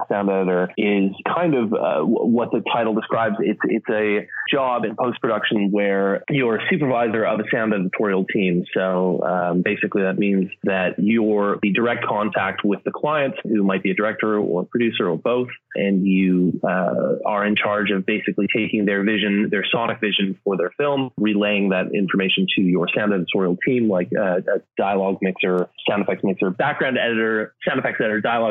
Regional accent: Canada; moved away as an adult; also born or lived in Edinburgh / London; I grew up in Canada

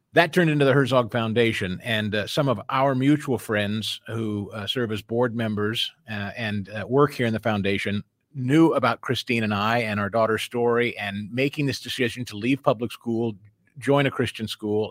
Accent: Missouri, United States; moved away; brought us back to our, well, my home state where I'm, uh, familiar with a lot of folks and I know a lot of folks. It, it had just so happened that, uh, a couple of years prior to our moving back to Missouri

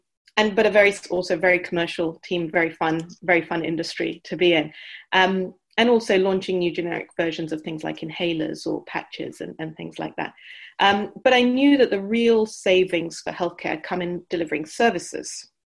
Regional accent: India; also born or lived in United Kingdom; I grew up in India and the UK from a medical family background

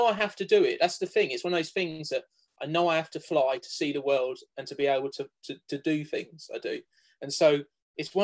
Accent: Cambridge, East of England, United Kingdom; I grew up around Cambridge

